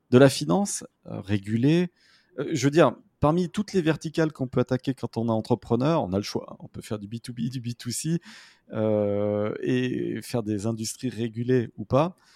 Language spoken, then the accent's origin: French; France; accent: French; J'ai un accent de grenouille en anglais, on en parlera après.